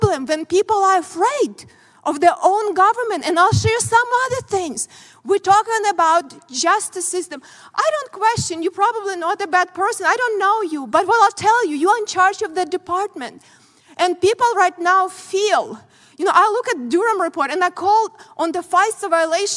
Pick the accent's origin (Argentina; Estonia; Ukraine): Ukraine; born or raised there; moved away as an adult; now in United States